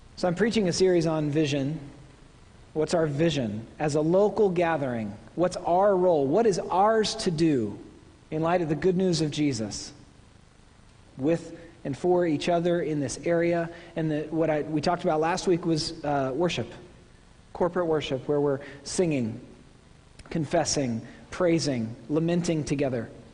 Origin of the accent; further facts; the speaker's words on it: Oklahoma, United States; moved away; I'm from Oklahoma.